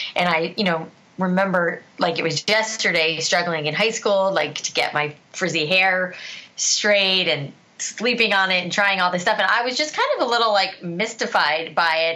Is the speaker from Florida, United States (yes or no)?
yes; South Florida, United States; I grew up in South Florida